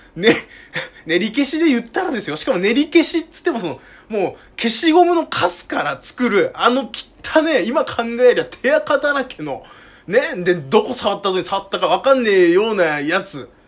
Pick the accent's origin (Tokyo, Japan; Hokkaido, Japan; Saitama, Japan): Saitama, Japan; 僕は埼玉の人間なんで